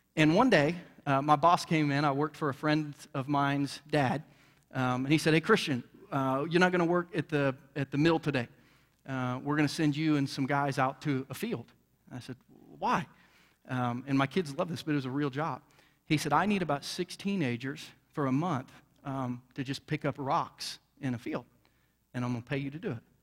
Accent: Bainbridge, Ohio, United States; now in Jackson County, Missouri, United States; I grew up in southern Ohio in a redneck town, um, you know, and, and just was an old country boy from Bainbridge, Ohio.

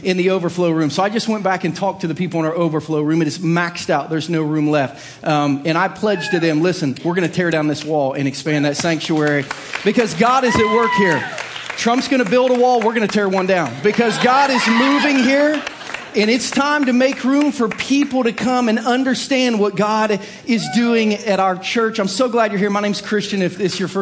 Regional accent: Southern Ohio, United States; growing up in Southern Ohio

